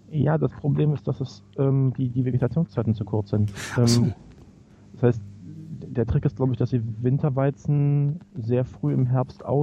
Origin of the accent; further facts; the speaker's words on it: Berlin, Germany; now in Reykjavik, Iceland; ich komme aus, aus Wilmersdorf, Charlottenburg, da wohnen mehr Menschen als in ganz Island auf einem viel, viel kleineren Teil an Fläche natürlich.